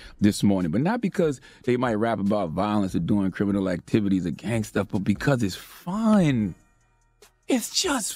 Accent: South Carolina, United States; I'm from South Carolina, the 843-803-864

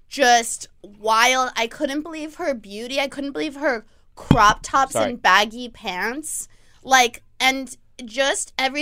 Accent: Orange County, California, United States; I grew up in Orange County.

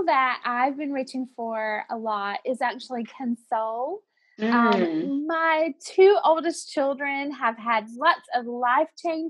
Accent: Virginia, United States; Like, well, we grew up in the Southwest Virginia, and we grew up saying pop.

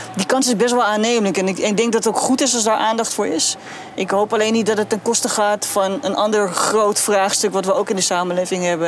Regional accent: Rotterdam, South Holland, Netherlands; ik ben een geboren Rotterdammer en deels ook getogen

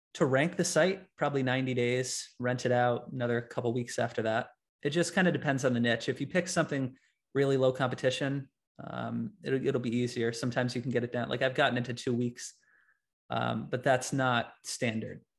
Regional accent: Latham, New York, United States; I'm from Latham, New York.

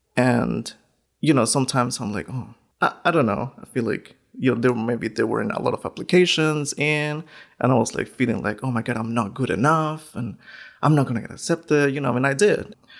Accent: northern Mexico, Mexico; English is a second language; also born or lived in Schenectady, New York; now in Syracuse, United States; I was born in Mexico, northern part of Mexico, born and raised

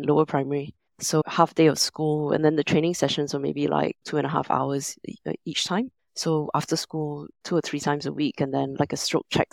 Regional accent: Singapore; moved away as an adult; also born or lived in London; now in Hong Kong; I'm originally from Singapore, but I've spent the last 20 years or so living between London and Hong Kong

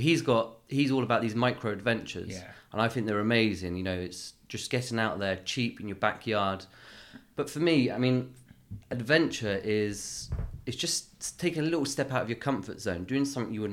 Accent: Bournemouth, South West England, United Kingdom; moved away; also born or lived in London; I'm from Bournemouth

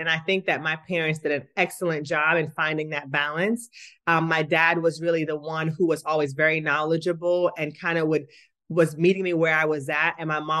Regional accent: Kingston, Jamaica; I'm from Kingston, Jamaica, and track and field is like the most popular sport there.

